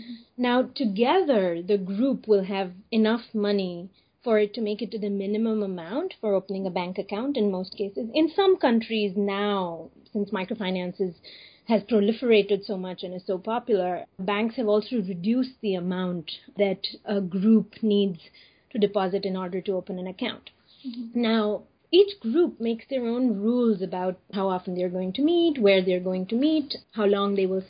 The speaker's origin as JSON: {"language": "English", "country": "India", "said": "I'm from India"}